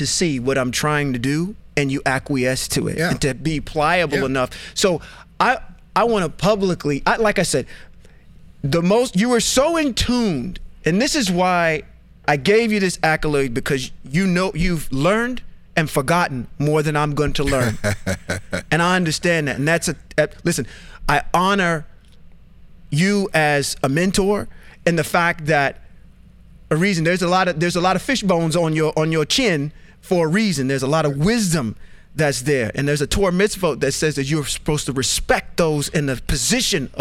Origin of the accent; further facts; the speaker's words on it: United States; I'm an American citizen or a person from the United States